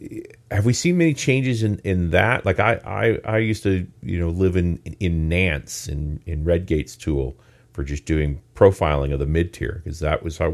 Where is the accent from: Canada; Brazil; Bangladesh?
Canada; I'm a Canadian.